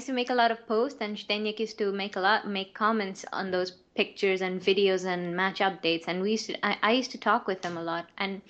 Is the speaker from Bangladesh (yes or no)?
yes; Bangladesh; first language Bengali; English is a second language; English is not my first language. It's Bangla.